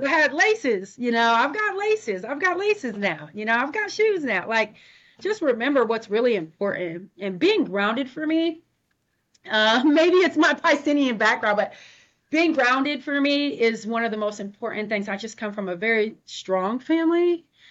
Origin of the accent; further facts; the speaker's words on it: Ohio, United States; now in Portland, United States; I am a classic Midwest girl. like I'm from Ohio, so I say hi